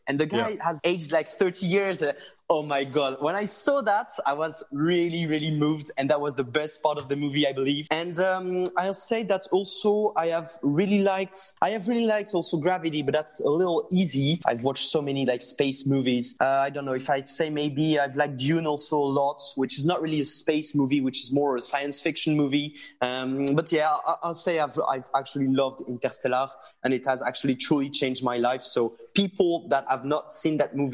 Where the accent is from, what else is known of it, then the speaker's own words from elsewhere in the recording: France; accent: French; English is a second language; sorry for my French English